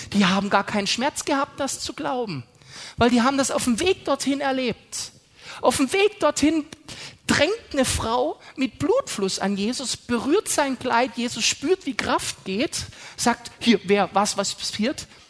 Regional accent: Germany; wir sind so furchtbar vernünftig als Deutsche

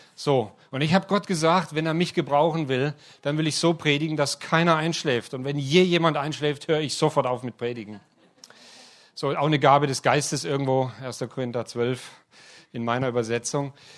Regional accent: Heilbronn, Baden-Württemberg, Germany; moved away; also born or lived in Ludwigsburg; Ich bin in Heilbronn aufgewachsen und habe in Ludwigsburg studiert

